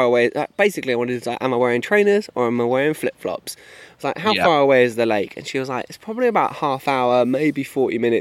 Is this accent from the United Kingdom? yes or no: yes; England, United Kingdom; I'm English